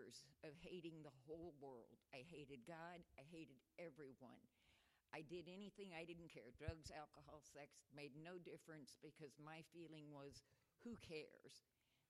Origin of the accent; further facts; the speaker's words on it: Texas, United States; I was born in Texas.